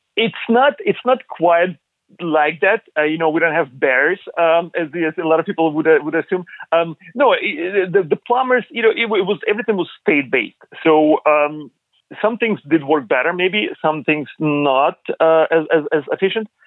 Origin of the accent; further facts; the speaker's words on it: Ukraine; moved away; I was born in Eastern Europe, in uh, Ukraine.